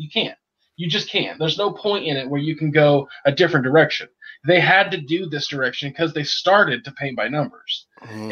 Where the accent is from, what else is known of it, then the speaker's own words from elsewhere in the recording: California, United States; as a Californian